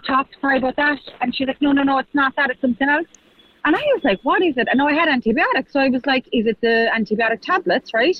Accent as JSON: {"language": "English", "area": "Kerry", "region": "Munster", "country": "Ireland", "moved": "yes"}